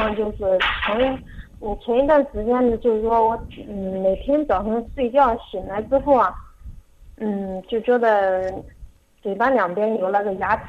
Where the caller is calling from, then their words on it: Gushi, Henan, China; 我这边是河南固始，固始县。